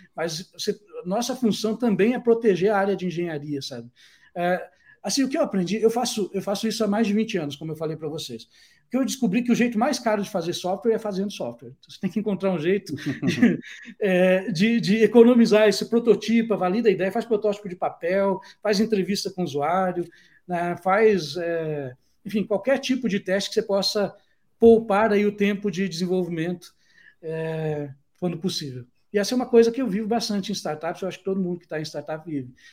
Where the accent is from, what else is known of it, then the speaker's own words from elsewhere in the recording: Brazil; moved away; a gente, como brasileiro